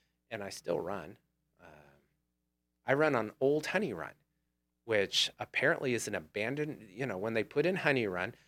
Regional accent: United States; I grew up on Old Humboldt

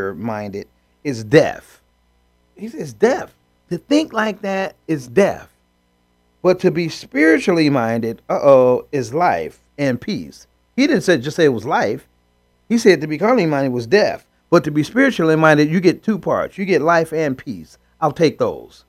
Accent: United States; I was born in the United States of America

